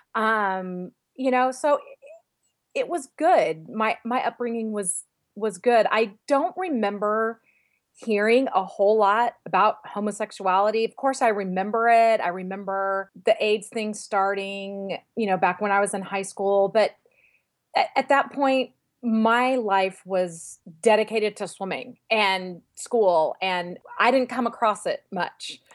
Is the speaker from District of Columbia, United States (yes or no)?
no; Fresno, California, United States; moved away as an adult; also born or lived in Visalia, California; now in Winter Park, United States; I moved from Visalia back to Fresno when I was in the third grade